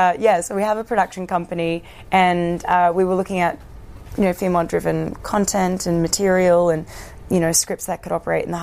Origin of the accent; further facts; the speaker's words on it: Australia; forget that I'm Australian.